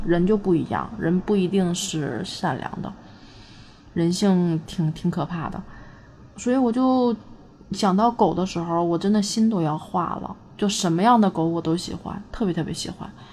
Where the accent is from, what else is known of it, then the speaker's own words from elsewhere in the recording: Northeast China, China; 我是一个东北人